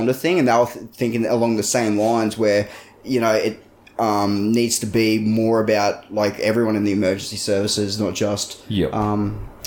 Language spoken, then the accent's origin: English; Hervey Bay, Queensland, Australia; my hometown of Hervey Bay near Woodgate